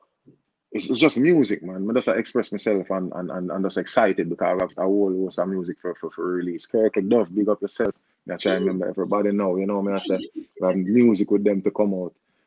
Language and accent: English; Jamaica; I'm a Jamaican artist